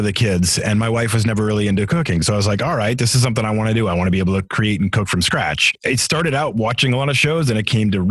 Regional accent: Massachusetts, United States; moved away as an adult; also born or lived in Atlanta / Seattle / Denver; now in Philadelphia, United States; I grew up in Massachusetts and we had about 13 acres worth of land

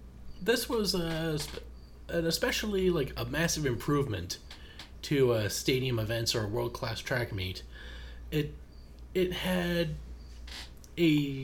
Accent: Canada; you can't really play this level as a Canadian without thinking of the ….

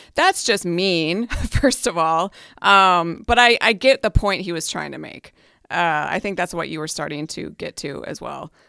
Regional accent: Hibbing, Minnesota, United States; I went up to my hometown, which is Hibbing, Minnesota, up on the Iron Range

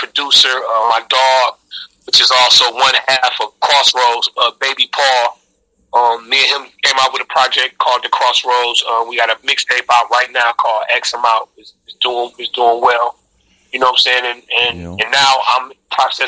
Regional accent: Highland Park, Michigan, United States; also born or lived in Detroit; I grew up in Highland Park, Michigan.

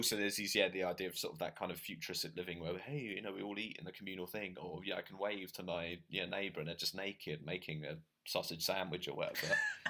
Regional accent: United Kingdom; moved away; as a British person

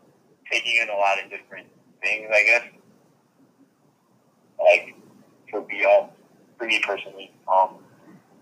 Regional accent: North Lauderdale, Florida, United States; I'm from North Lauderdale.

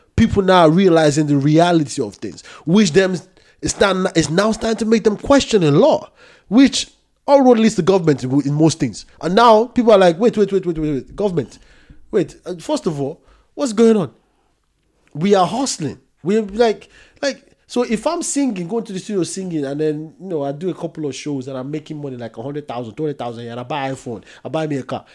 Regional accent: Nigeria; I'm Nigerian

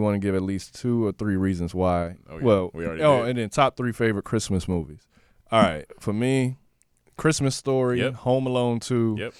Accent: Baltimore, Maryland, United States; I'm from Baltimore, so that's my team.

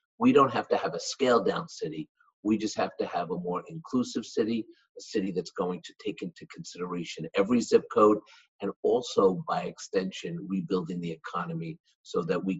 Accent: New York City, New York, United States; I grew up in Washington Heights, uptown.

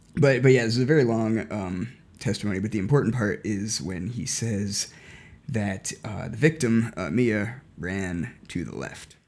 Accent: United States; I'm an American

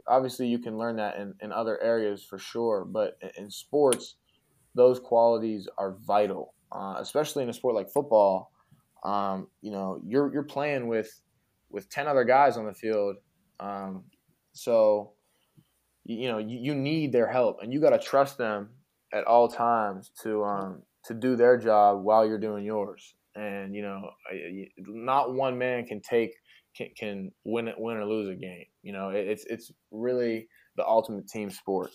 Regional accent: Pittsburgh, Pennsylvania, United States; I, I grew up, you know, in Pittsburgh, uh, I'm from Pittsburgh.

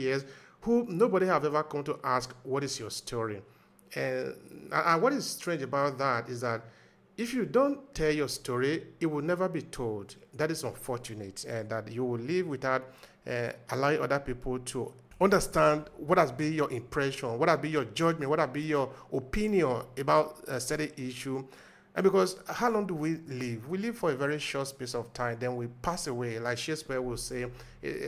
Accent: Nigeria; now in Verona, Italy; I am from Nigeria, from the giant of Africa, who we like to call ourselves. But I've been living in Verona for some years now, since 2004.

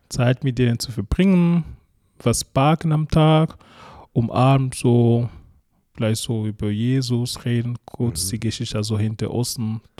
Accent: Cameroon; German is a second language; moved away as an adult; now in Ulm, Germany; Ursprünglich also komme ich aus Kamerun

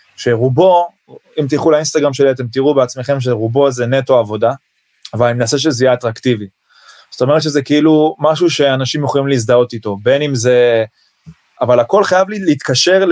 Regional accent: Israel; אני מישראל

